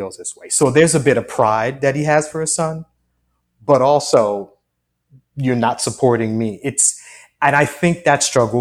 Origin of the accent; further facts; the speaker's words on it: Long Island, New York, United States; growing up in Long Island, that's where I grew up